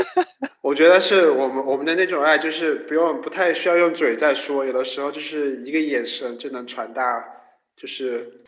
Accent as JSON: {"language": "Chinese", "country": "China", "said": "我们中国人的家庭观就是很重嘛"}